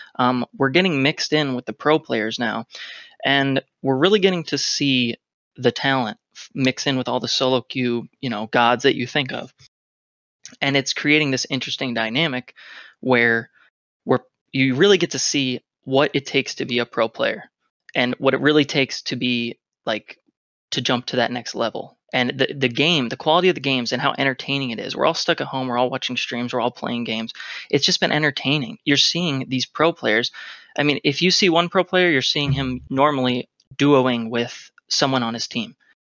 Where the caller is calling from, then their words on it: Philadelphia, Pennsylvania, United States; Philadelphia, Pennsylvania.